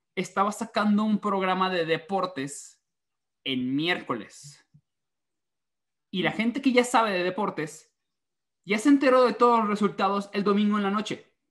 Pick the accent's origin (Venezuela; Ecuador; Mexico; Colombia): Mexico; Mérida, Yucatán; estoy muy acostumbrado de que en Mérida todos hablan así